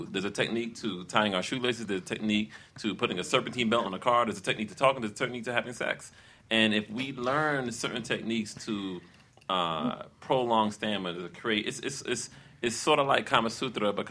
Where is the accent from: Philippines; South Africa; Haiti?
Haiti; hey, I'm from Haiti, so okay.